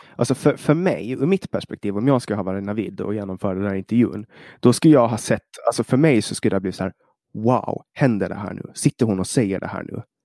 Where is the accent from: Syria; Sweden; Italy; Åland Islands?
Åland Islands; lagtinget, alltså i vår, vårt parlament